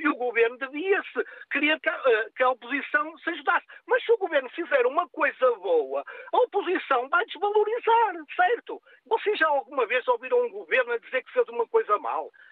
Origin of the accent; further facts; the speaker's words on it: Portugal; Nós somos todos portugueses